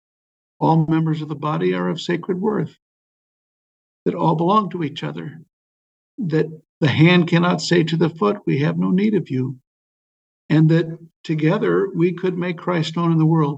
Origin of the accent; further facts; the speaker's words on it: Waukesha, Wisconsin, United States; I was born in Waukesha, Wisconsin